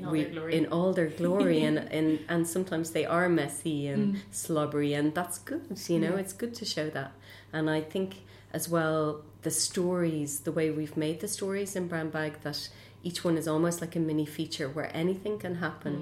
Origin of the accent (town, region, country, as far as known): Ireland